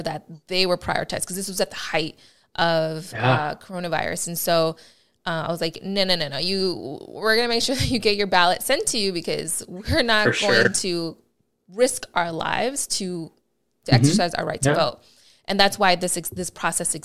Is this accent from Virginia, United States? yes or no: no; Chicago, Illinois, United States; accent: Midwest; now in Los Angeles, United States; I am from the Midwest, baby. I am born and raised in Chicago, Illinois